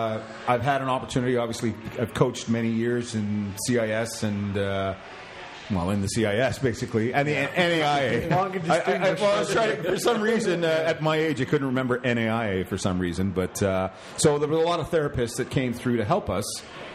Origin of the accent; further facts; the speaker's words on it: Canada; to be able to earn money as a Canadian in this sport in particular